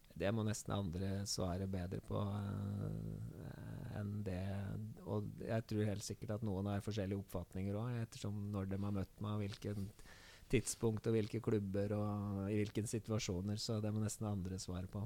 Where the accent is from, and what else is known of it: Hamar, Innlandet, Norway